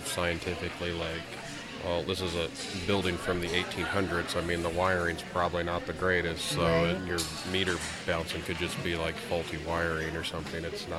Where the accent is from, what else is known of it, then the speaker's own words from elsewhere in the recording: Peru, Indiana area, United States; I'm actually from this area.